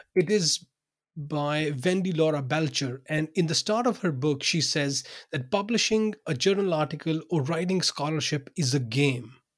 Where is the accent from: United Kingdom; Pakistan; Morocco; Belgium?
Pakistan; English is a second language; moved away as an adult; also born or lived in Binghamton, New York, United States; now in Odense, Denmark; I was born in Pakistan. I worked there for um, you know for the first 30 32 years of my life